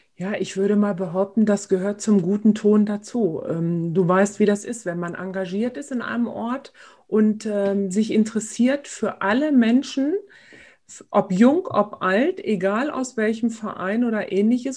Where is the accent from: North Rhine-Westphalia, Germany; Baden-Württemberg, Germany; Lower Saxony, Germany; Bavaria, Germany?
Lower Saxony, Germany; Engelbostel; hier bei uns in Engelbostel und in Schulenburg